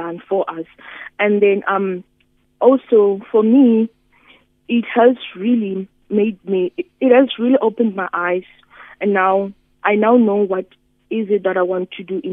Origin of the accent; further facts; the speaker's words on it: Musina, Limpopo, South Africa; I come from Musina, which is a really technology disadvantaged area. Here we don't have certain townships where we don't have electricity